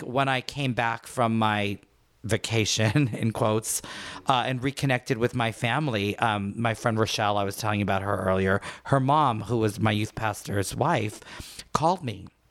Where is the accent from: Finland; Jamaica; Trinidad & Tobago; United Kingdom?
Trinidad & Tobago; Port of Spain; moved away; I was born in Trinidad, port of Spain.